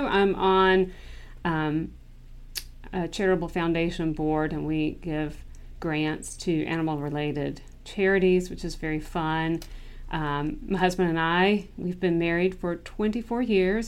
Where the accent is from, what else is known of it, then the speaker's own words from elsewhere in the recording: Clemmons, North Carolina, United States; now in Charlotte, United States; I am from Clemens, North Carolina